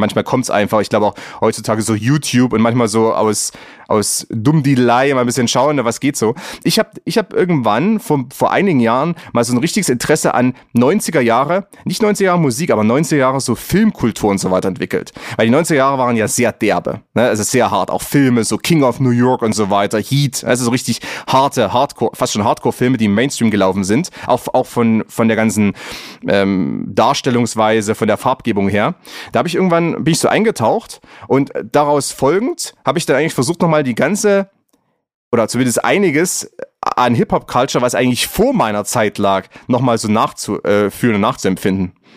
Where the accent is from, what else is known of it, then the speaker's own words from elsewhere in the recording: Plauen, Saxony, Germany; ich bin aufgewachsen im, im Vogtland. Das ist äh, Dreiländereck, ähm, Thüringen, Sachsen, Bayern, Tschechien, eigentlich vier Ländereck, wenn man wenn man es mal ganz genau nimmt. Ja. Und äh, im Plauen